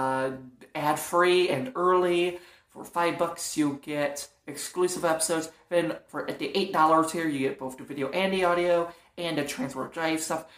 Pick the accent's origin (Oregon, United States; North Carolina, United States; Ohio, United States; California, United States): Ohio, United States; Toledo; now in Fort Wayne, United States; Now I live in Fort Wayne, but I grew up for the most part in Toledo, Ohio.